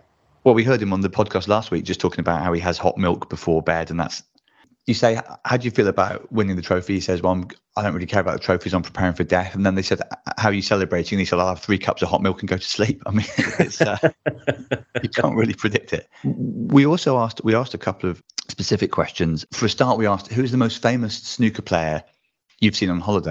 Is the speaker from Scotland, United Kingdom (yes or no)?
no; Bristol, South West England, United Kingdom; a mixture of my hometown